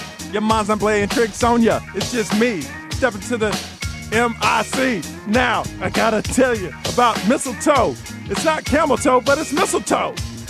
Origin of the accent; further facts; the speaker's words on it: Houston, Texas, United States; I'm from Houston